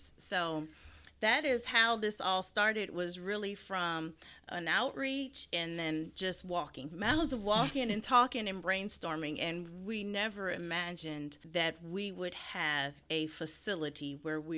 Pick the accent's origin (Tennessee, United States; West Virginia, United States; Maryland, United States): West Virginia, United States; Fairmont; moved away as an adult; also born or lived in Phoenix, Arizona; I'm born and raised in Fairmont, West Virginia. This is home for me.